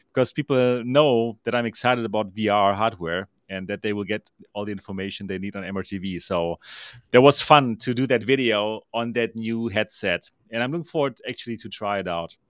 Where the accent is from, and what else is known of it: Germany